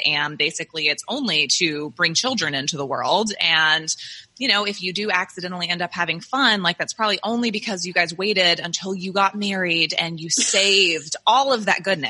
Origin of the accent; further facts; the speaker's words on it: the South, United States; I grew up in the South, in the Bible Belt